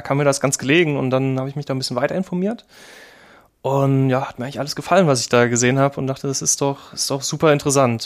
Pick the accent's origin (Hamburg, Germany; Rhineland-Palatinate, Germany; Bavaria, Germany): Rhineland-Palatinate, Germany; Kaiserslautern; moved away as an adult; also born or lived in Trier; ursprünglich komme ich aus Kaiserslautern, mhm. ähm, habe da mein Abi gemacht